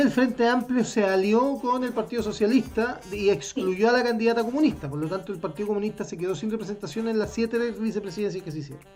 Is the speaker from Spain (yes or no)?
no; Chile; como chilenos